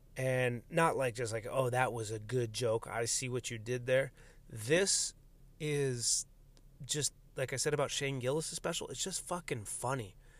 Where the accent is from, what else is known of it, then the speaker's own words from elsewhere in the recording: United States; my own Americanness is just as fucking American as anyone else's